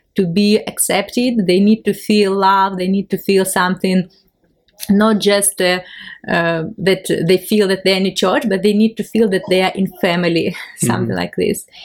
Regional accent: Ukraine; English is a second language; I'm from Ukraine

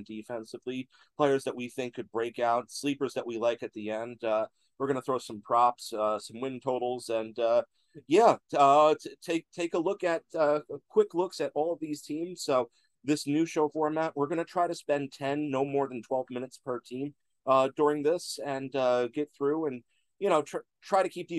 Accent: Long Branch, New Jersey, United States; I grew up in Long Branch

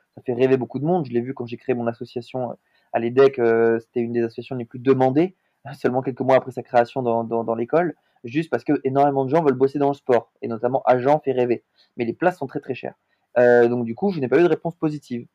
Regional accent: Montpellier, Occitania, France; also born or lived in Lille; now in Paris, France; je suis originaire de Montpellier, dans le sud de la France, mais je vis aujourd'hui à Paris

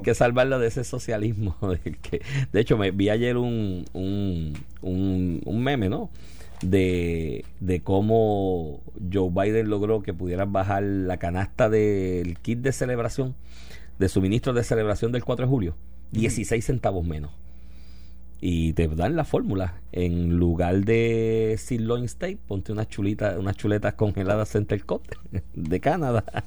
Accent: Puerto Rico

